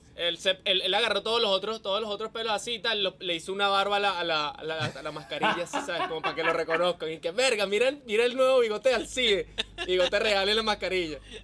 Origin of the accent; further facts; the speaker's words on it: San Juan de los Morros, Guárico, Venezuela; moved away; yo soy de San Juan de los Morros